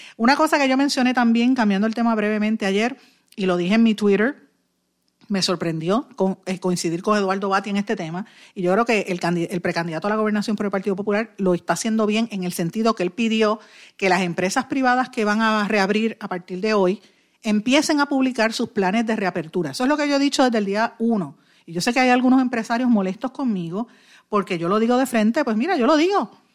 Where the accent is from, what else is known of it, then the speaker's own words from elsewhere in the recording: Puerto Rico; somos nosotros los puertorriqueños